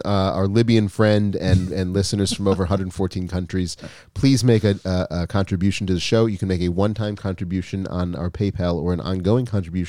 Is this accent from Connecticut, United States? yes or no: no; Minnesota, United States; I'm from Minnesota originally